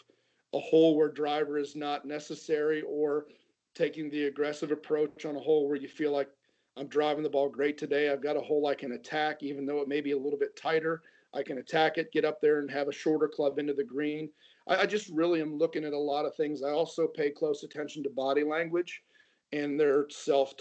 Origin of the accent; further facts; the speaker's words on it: Ohio, United States; growing up in Ohio